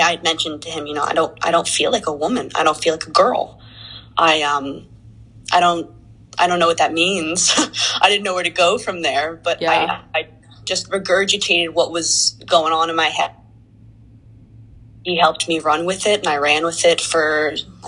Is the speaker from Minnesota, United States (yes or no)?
no; Jackson, New Jersey, United States; I'm from a small town in New Jersey called Jackson